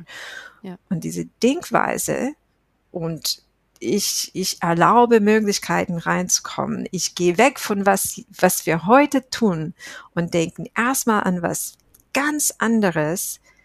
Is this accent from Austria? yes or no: no; United States; German is a second language; moved away as an adult; now in Germany; ich bin Amerikanerin, ich lebe seit Jahren in Deutschland